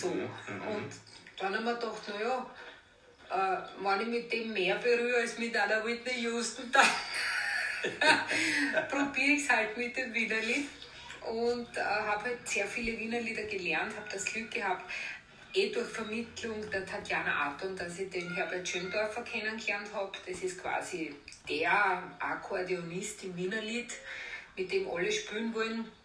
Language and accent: German; Vienna, Austria; also born or lived in Greece / Cyprus; Und ich bin ja im Theater an der Wien quasi aufgewachsen, weil meine Eltern haben dort äh, die Kantine und die Rangbuffets gehabt, über 30 Jahre.